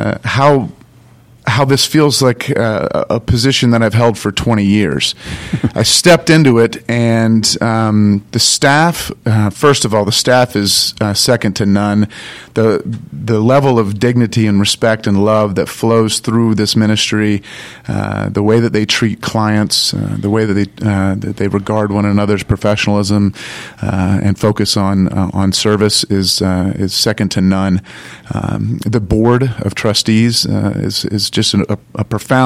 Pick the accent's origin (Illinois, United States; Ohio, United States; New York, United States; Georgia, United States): Georgia, United States; St. Simons Island; also born or lived in New Jersey; now in Atlanta, United States; I grew up on St. Simon's Island